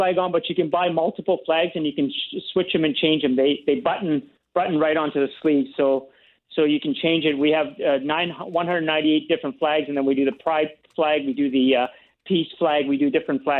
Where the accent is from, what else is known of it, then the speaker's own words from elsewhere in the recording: Uganda; now in Canada; my shirt is a Canadian shirt with the Ugandan flag on the sleeve, because I came from Uganda.